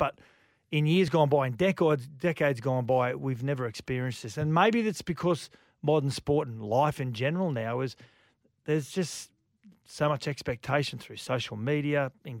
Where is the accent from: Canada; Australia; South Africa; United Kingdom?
Australia; I feel ashamed almost as an Aussie